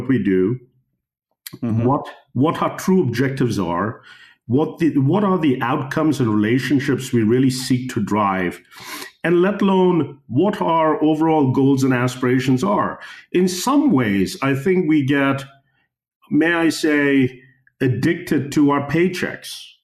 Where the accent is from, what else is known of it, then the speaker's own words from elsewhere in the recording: United States; moved away as an adult; also born or lived in Mumbai, India; now in Kenya; I was born in Bombay, grew up in the States